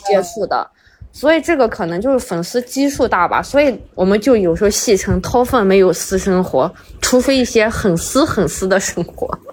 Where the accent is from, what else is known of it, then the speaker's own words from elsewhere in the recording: a city in the Northwest, Northwest China, China; moved away; 是在西北某个城市嘛，王俊凯不是最新的那个电影就在我们那儿拍